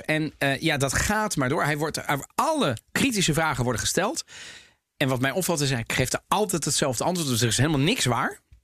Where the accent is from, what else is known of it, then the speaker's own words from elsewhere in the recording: Italy; ik als Italiaan